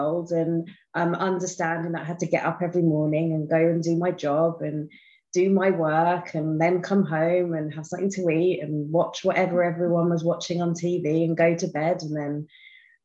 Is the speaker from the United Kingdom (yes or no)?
yes; United Kingdom; I am from England, just outside London, which you may hear from my accent